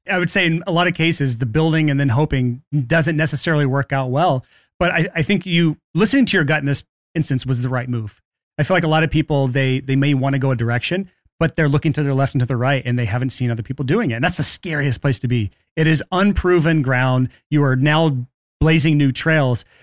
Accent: Alabama, United States; I grew up in Alabama

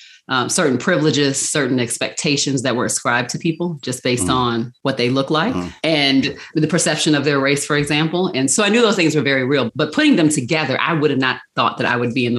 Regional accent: Baltimore, Maryland, United States; I am from Charm City, Baltimore, Maryland. And y'all know, I love my city. Mm-hmm. So yeah, that's where I was born and raised.

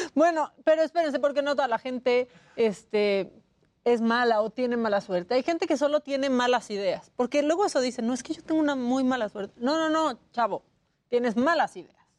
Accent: Puerto Vallarta, Jalisco, Mexico; moved away; de chiquita vivía en Puerto Vallarta

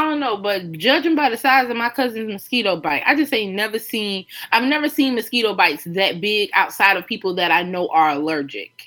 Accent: Myrtle Beach, South Carolina, United States; growing up in Myrtle Beach

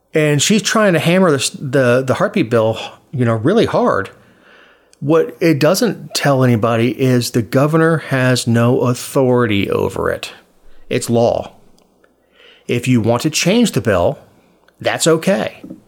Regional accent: Florida, United States; born or raised there; now in Georgia, United States

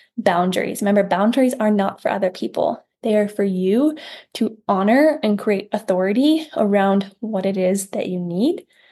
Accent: Iowa, United States; I'm from Iowa, we have a farm town.

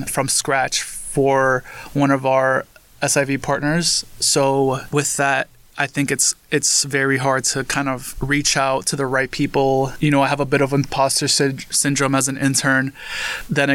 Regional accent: New York City, New York, United States; I was born and raised in Queens, New York. So I'm a New York native

